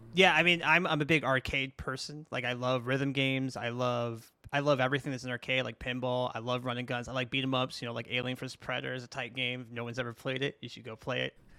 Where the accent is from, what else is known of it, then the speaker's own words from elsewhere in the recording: New York City, New York, United States; I grew up in Brooklyn